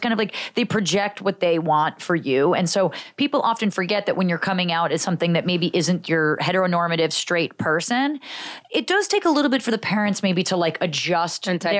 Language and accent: English; northern New Jersey, United States; I grew up in northern New Jersey, so mm-hmm. suburb of Manhattan